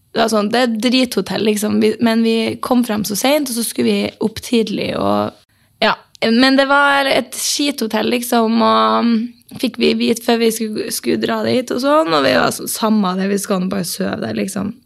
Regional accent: Norway; vi er norsk

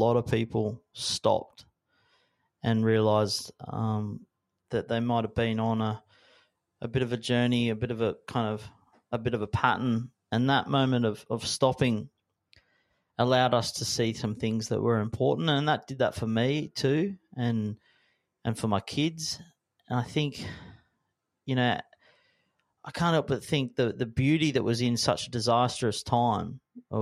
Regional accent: Sydney, New South Wales, Australia; as a young guy growing up in the Northern Beaches

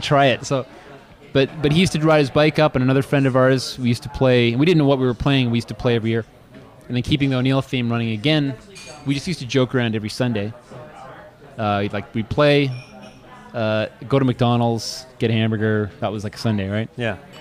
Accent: Oshawa, Ontario, Canada; moved away; also born or lived in Kingston; growing up in Oshawa

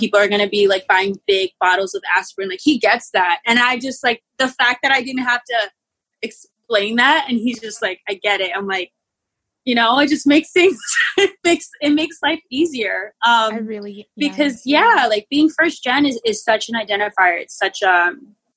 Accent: United States; the first generation in my entire family to be born here is me and my sisters and my cousins

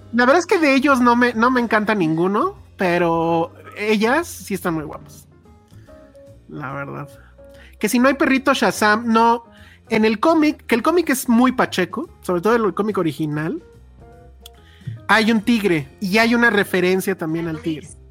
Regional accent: Mexico; lo que en teoría somos los mexicanos

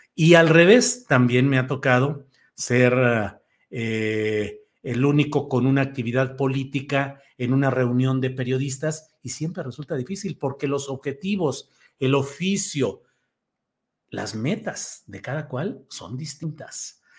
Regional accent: Torreón, Coahuila, Mexico; nací en Torreón, Coahuila

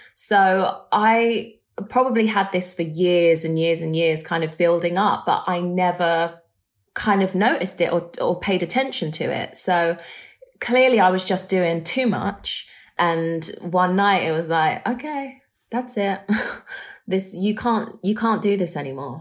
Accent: London, United Kingdom; I grew up in London

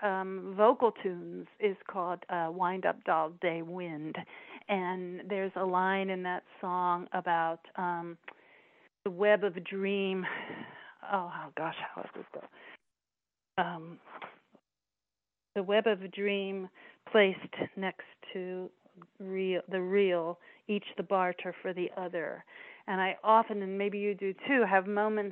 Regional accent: Gettysburg, Pennsylvania, United States; my hometown

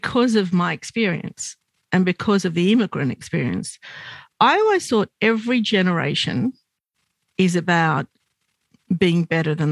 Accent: Australia; I'm Lebanese Australian

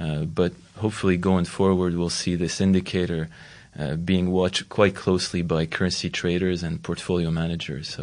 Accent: Montreal, Quebec, Canada; Montreal, for instance, my hometown

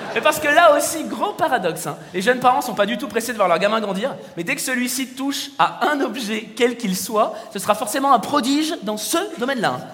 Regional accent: Paris, Île-de-France, France; je suis parisien et superficiel J'habite une ville, il fait gris 300 jours par

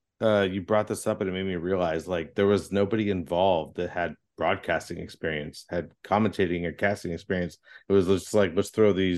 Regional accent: United States; I'm an American F1 fan.

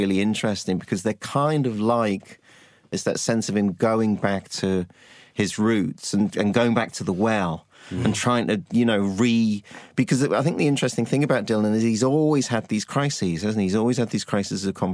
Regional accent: Liverpool, North West England, United Kingdom; I grew up in Liverpool

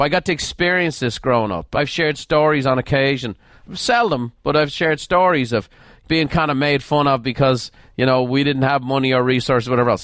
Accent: Ireland; moved away as an adult; now in United States; I'm an Irish immigrant.

